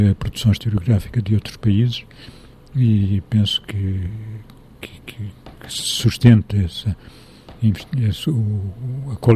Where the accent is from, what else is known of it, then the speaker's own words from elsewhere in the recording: Leiria, Leiria District, Portugal; born there; also born or lived in Lisbon; now in Mértola, Portugal; nasci em Liria, vivi no norte de Portugal, vivi em Lisboa